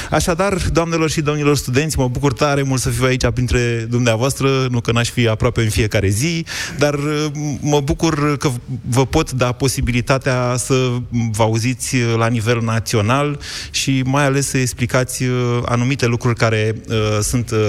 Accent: Bucharest, Romania; Sunt bucureștean.

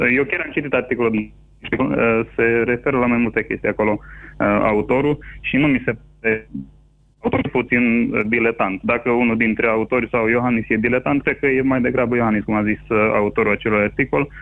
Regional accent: Transylvania, Romania; moved away as an adult; also born or lived in California; now in Toronto, Canada; sunt ca și ardelean stabilit în străinătate

